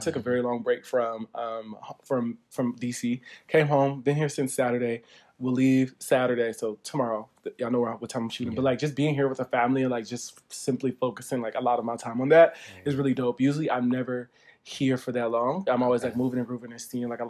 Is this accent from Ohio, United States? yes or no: yes; Dayton, Ohio, United States; moved away; we're both from Dayton